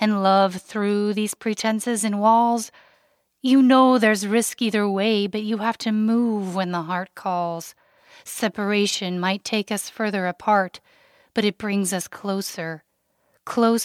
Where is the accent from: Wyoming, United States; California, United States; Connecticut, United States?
Wyoming, United States; I grew up in Wyoming, the least populated state in the United States